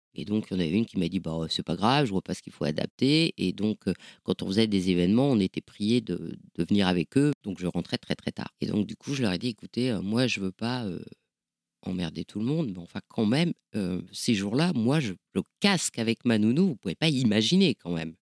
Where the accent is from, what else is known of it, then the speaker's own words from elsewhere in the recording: Nord, Hauts-de-France, France; je viens du, viens du Nord